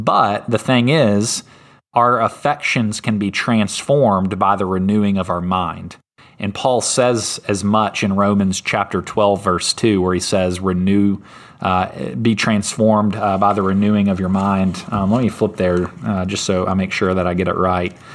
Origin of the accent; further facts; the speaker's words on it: Germantown, Tennessee, United States; he was my pastor growing up in Germantown, Tennessee